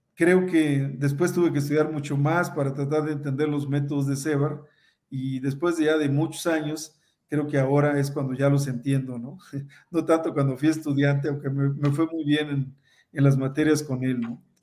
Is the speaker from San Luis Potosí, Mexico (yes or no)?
no; Veracruz, Mexico; yo también soy veracruzano